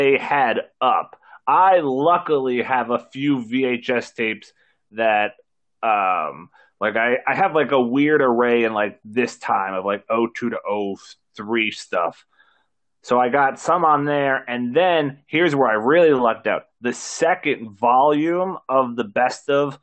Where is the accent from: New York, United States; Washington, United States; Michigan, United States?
New York, United States; us being from New York